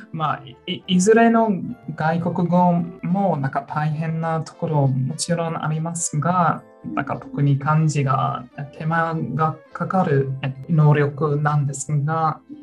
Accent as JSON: {"language": "Japanese", "country": "New Zealand", "tie": "born or raised there", "second_language": "Japanese", "moved": "as an adult", "lives_now": "Melbourne, Australia", "said": "ニュージーランド出身ですが、この6年間、メルボンに住んでいて"}